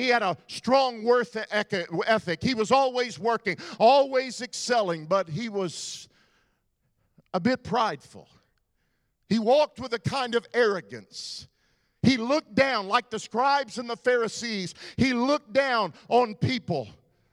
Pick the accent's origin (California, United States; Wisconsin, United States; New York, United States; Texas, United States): Texas, United States; I'm from Texas